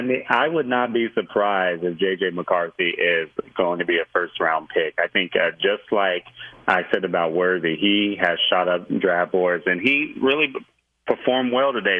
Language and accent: English; Fresno, California, United States; from Fresno, California, my hometown